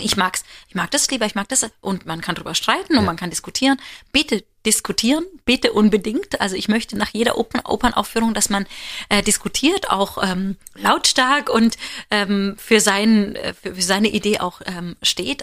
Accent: Germany; wir als Deutsche

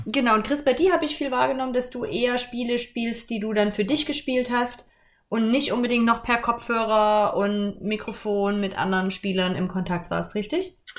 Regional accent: Germany; ich bin in der DDR groß geworden, so zumindest die ersten acht Jahre

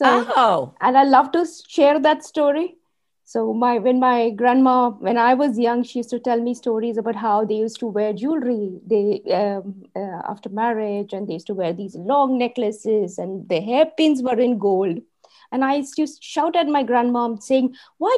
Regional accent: Mumbai, Maharashtra, India; moved away as an adult; now in Dubai, United Arab Emirates; I was born in Bombay, Mumbai.

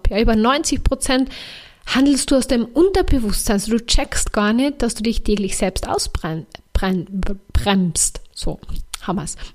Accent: Carinthia, Austria; ich bin ja Kärntnerin oder Österreicherin.

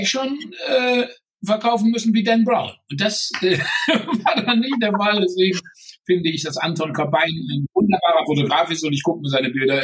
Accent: Germany; als Deutscher

